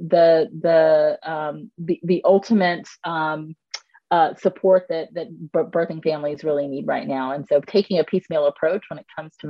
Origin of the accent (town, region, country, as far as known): United States